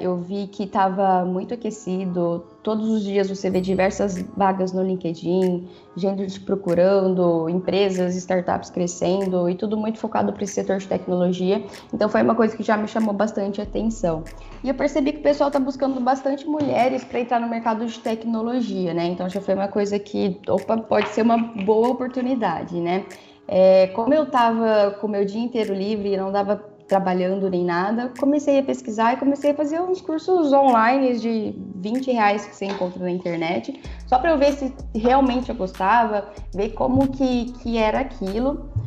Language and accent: Portuguese; São José do Rio Preto, São Paulo, Brazil; Eu sou de São José do Rio Preto